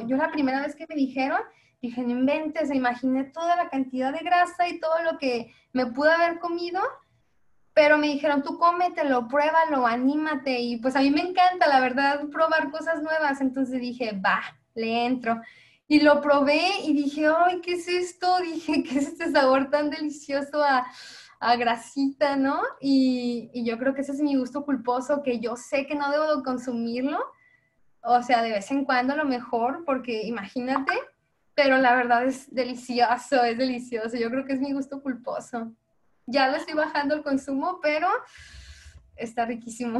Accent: Mexico; como mexicanos

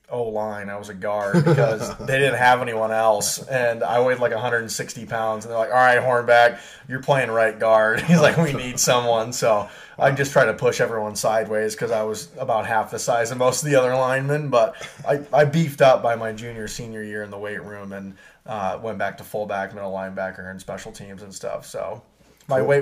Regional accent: Marion, Iowa, United States; now in Cedar Rapids, United States; I was born and raised in Marion, Iowa, currently living in Cedar Rapids.

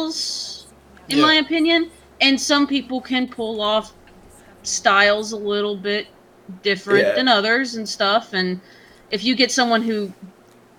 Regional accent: Southeast Oklahoma, United States; a girl growing up in Southeast Oklahoma

